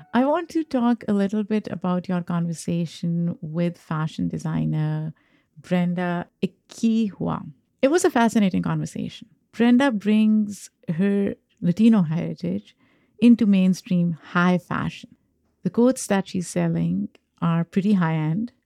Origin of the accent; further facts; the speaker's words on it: Pakistan; moved away as an adult; now in United States; I'm an immigrant. I grew up in Pakistan. I have an accent